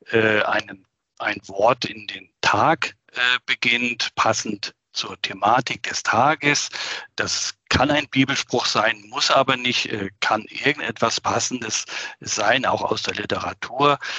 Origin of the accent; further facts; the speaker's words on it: Schleswig-Holstein, Germany; eine Woche in meiner alten Heimat in Norddeutschland, ganz nahe